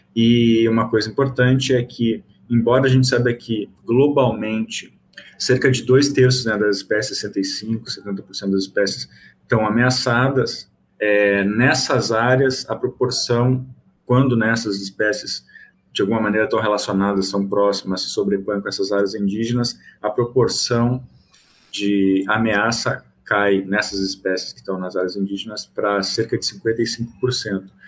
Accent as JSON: {"language": "Portuguese", "region": "Rio Grande do Sul", "country": "Brazil", "also_born_or_lived": "Goiás / Bahia", "moved": "as an adult", "lives_now": "Salvador, Brazil", "said": "eu sou gaúcho, né? E fiz minha graduação em biologia e mestrado em ecologia lá na Federal do Rio Grande do Sul"}